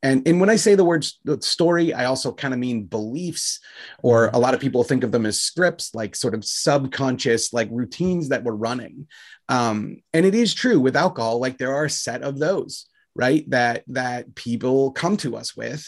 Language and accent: English; United States; I'm an American guy